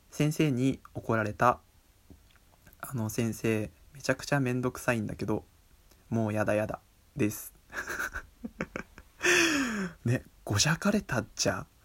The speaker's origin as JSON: {"language": "Japanese", "region": "Miyagi", "country": "Japan", "tie": "born there", "said": "自分も宮城弁で喋ってみたいなと思ってみたんですけどあの宮城弁喋れないんですよなんでかっていうと、あのそんなにそんなに鉛のひどくない地域で生まれて"}